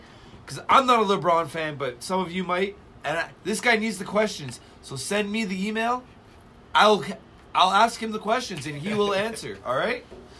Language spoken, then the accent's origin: English; Toronto, Ontario, Canada; I'm from Toronto.